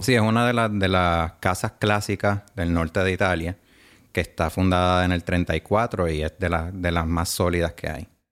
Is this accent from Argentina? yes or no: no; Puerto Rico; also born or lived in New York, United States / Bologna, Italy; soy puertorriqueño de herencia italiana